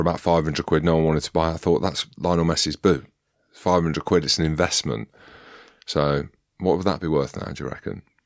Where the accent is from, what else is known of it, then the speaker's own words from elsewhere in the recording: United Kingdom; being British